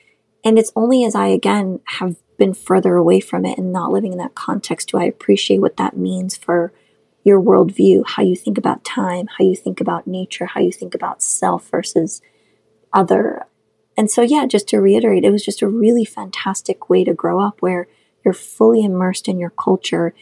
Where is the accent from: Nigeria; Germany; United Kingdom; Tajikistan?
Tajikistan; Khorog, Gorno-Badakhshan; first language Shughni; English is a second language; moved away; I grew up in Kharag, or Korog, which is the capital of Badakhshan, the Pamir part, the mountainous part of Tajikistan